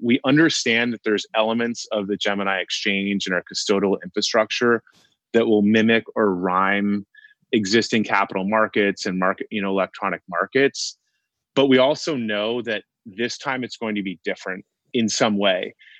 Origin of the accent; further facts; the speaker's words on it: Connecticut, United States; every single high school in the area in Connecticut where we grew up in Fairfield County has a girls and boys rowing team.